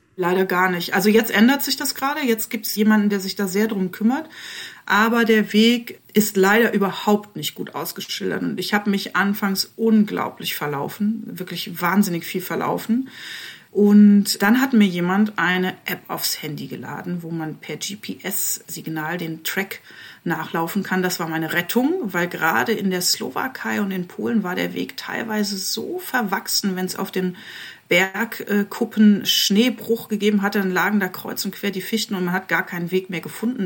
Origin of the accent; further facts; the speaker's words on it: Eifel, Rhineland-Palatinate, Germany; moved away as an adult; now in Leipzig, Germany; ich komme zwar aus der Eifel, aber ich lebe seit 20 Jahren in Leipzig